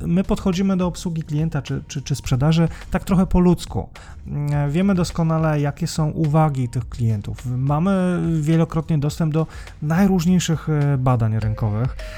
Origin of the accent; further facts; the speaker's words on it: Białystok, Podlaskie Voivodeship, Poland; accent: Białystok; moved away; pochodzę z, e, ze stolicy Podlasia